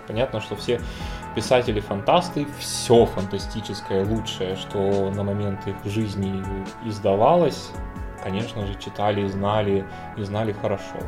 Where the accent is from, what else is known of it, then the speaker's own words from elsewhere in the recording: the South, southern Russia, Russia; мы-то, южане